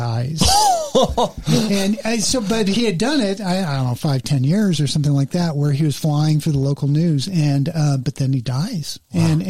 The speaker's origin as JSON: {"language": "English", "town": "Los Angeles", "region": "California", "country": "United States", "tie": "born or raised there", "said": "I grew up in the San Fernando Valley"}